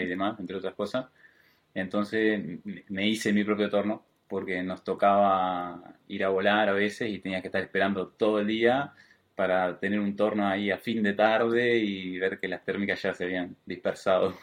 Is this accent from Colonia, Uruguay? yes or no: yes; Colonia, Uruguay; moved away as an adult; now in Montevideo, Uruguay; yo soy de Colonia, el departamento de Colonia